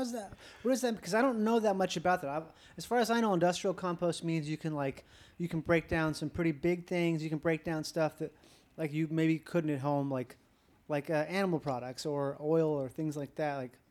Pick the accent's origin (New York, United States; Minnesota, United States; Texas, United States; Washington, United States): Minnesota, United States; I'm from Minnesota